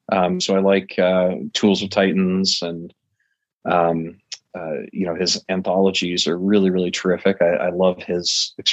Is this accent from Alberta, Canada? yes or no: yes; Calgary, Alberta, Canada; also born or lived in Michigan / Manhattan / Florida; now in United States; I'm a bit of a nomad. Uh, I was from Canada originally, um, Calgary, out in Alberta. That's where I was born, Mm-hmm. Um, first moved to Michigan in the U.S., uh, then did a dozen or so years in Manhattan